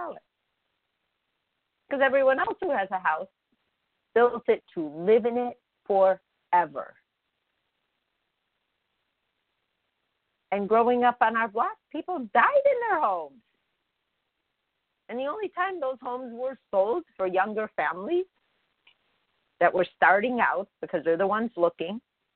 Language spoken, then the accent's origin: English; Chicago, Illinois, United States; I grew up in Chicago on a block, never moved.